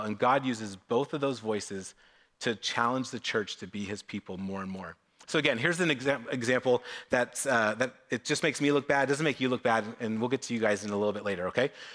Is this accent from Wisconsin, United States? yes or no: no; Novato, California, United States; I grew up in Novato